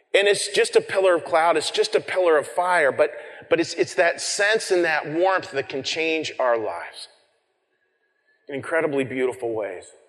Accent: Colorado, United States; moved away as an adult; growing up in Colorado, and being a mountain person

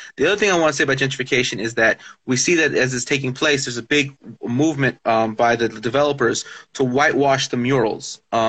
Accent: Los Angeles, California, United States; also born or lived in Maywood, California; I'm originally from El Sereno, California. For those who might not know the area, that's basically the north end of the east side.

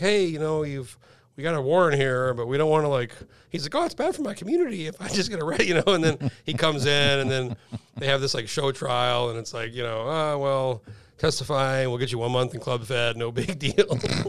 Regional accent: San Diego, California, United States; I was born in San Diego.

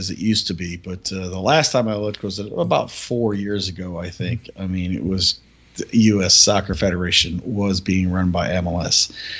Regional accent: United States; I'm an American

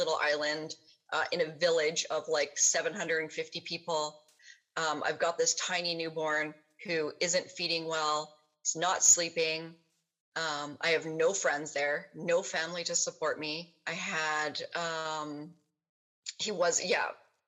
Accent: Kelowna, British Columbia, Canada; I ended up moving back to my hometown, which is here, Kelowna, BC

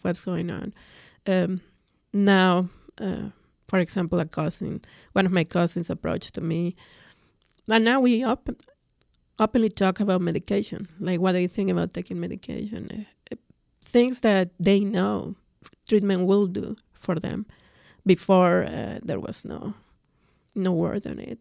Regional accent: Mexico City, Mexico; first language Spanish; English is a second language; moved away as an adult; growing up in Mexico, I come from a very large family.

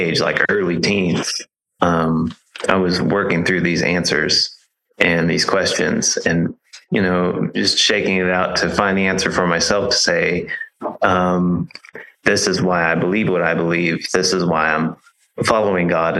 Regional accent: California, United States; now in Missouri, United States; the area that I grew up in California

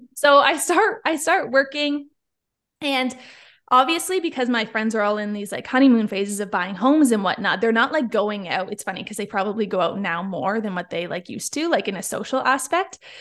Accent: Niagara Falls, Ontario, Canada; moved away; I'm from Niagara Falls, Ontario, Canada

